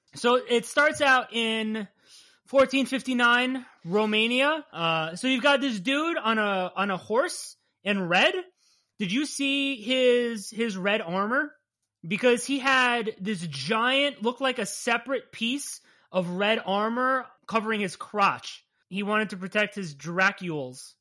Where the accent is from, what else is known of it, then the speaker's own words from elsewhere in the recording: New Jersey, United States; We're from Jersey